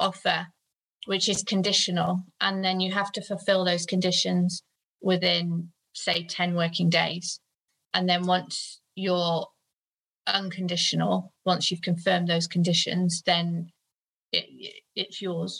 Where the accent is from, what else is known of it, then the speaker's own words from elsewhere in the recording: Gloucester, South West England, United Kingdom; I come from Gloucester, which is a big rugby town